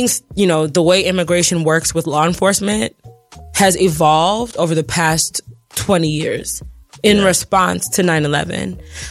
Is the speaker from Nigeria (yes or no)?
yes; Nigeria; so I'm like Nigerian and my family's Muslim, so you have to understand.